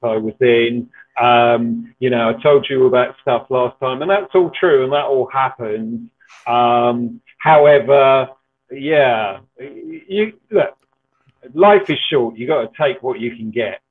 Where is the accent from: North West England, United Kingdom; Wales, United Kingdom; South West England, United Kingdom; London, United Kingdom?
London, United Kingdom; Ilford; I'm from Ilford in Essex